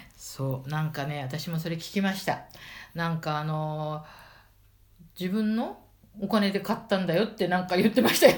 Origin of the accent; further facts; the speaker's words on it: Hikifune, Tokyo, Japan; 引船で生まれ育ったニジェール物語作者